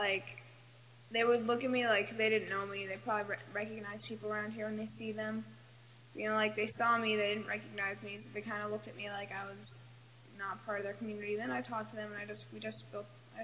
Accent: New York City, New York, United States; I'm from New York City

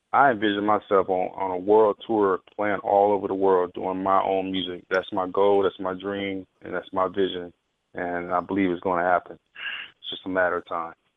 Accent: Philadelphia, Mississippi, United States; my hometown, Philadelphia, Mississippi

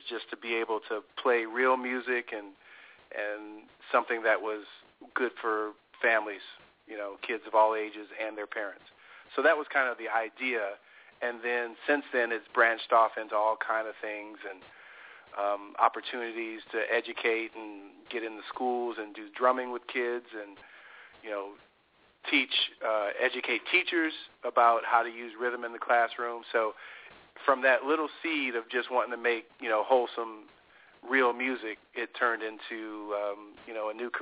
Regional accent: Cleveland, Ohio, United States; moved away as an adult; now in Los Angeles, United States; I grew up in Cleveland

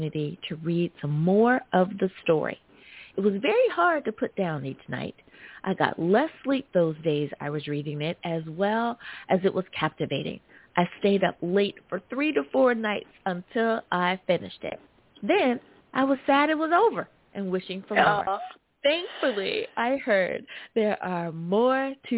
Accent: United States; my home country, the good old US

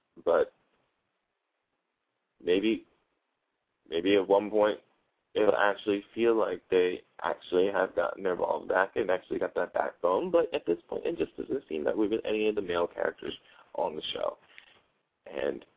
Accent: New Jersey, United States; I'm from Jersey

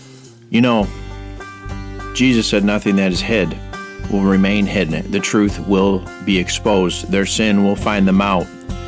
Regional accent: Rome, New York, United States; my hometown of Rome, New York

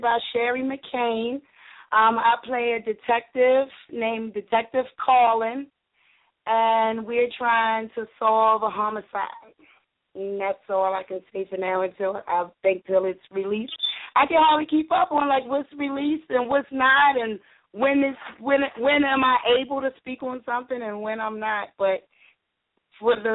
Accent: Baltimore, Maryland, United States; I was born and raised in Baltimore City

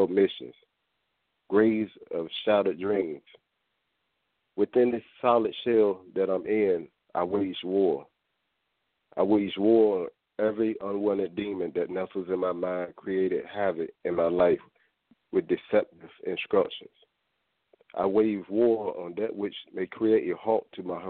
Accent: Norfolk, Virginia, United States; I'm born and raised in Norfolk, Virginia, and I currently reside there

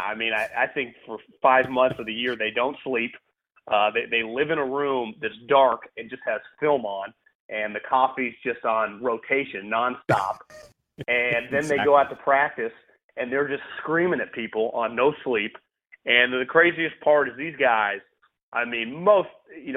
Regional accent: California, United States; moved away as an adult; also born or lived in Philadelphia; Born and raised in California, went to college in California

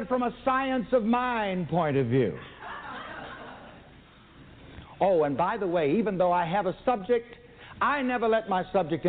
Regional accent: the South, United States; I was born and raised in the South, and we used to play some little ring games.

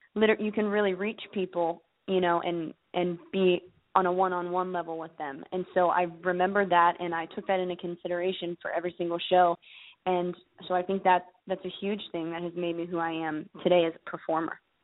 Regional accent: Pittsburgh, Pennsylvania, United States; moved away as an adult; now in Nashville, United States; I'm actually from Pittsburgh, Pennsylvania, and um, and I moved to Nashville a year ago

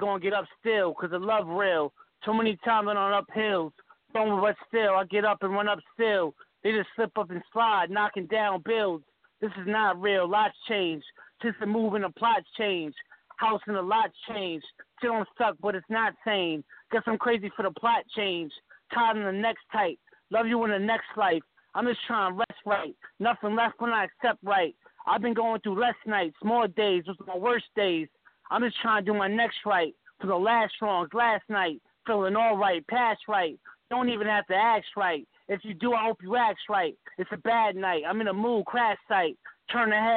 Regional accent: Yonkers, New York, United States; moved away as an adult; also born or lived in Massachusetts; now in Greenwich, Connecticut, United States; I'm from Yonkers, man. I'm from Yonkers, New York. Born in Mass, Boardtown, Mass.

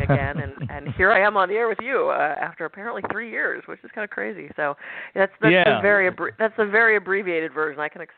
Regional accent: Pittsburgh, Pennsylvania, United States; I was born in Pittsburgh, go Steelers

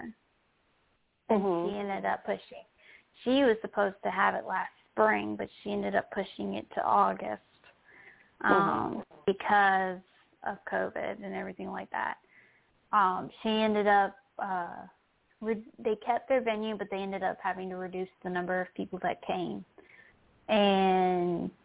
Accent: Williamsburg, Virginia, United States; I was raised in Williamsburg and I've been going to Busch Gardens all my life

